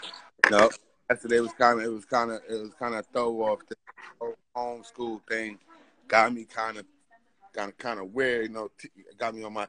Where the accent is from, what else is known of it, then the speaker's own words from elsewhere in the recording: New York City, New York, United States; Yeah, I'm from Brownsville, Brooklyn.